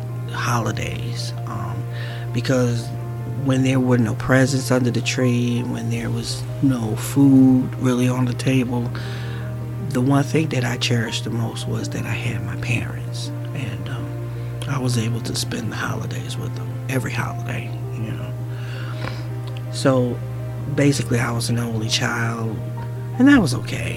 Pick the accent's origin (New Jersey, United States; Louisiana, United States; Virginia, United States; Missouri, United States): New Jersey, United States; Newark; I grew up in Newark, New Jersey